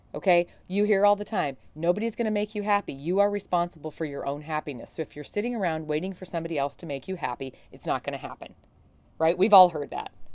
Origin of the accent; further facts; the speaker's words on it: Montana, United States; my home state, from Montana